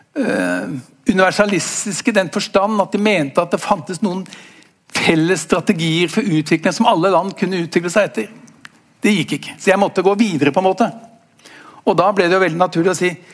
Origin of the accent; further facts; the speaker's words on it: Norway; for oss som er eh, født og oppvokst i Norge